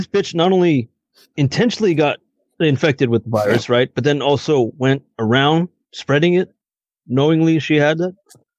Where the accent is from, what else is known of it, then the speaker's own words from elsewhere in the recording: United States; We're American.